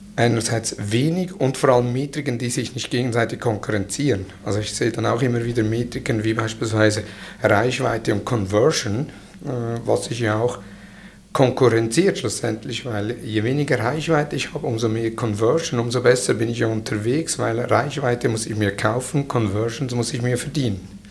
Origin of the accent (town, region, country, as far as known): Switzerland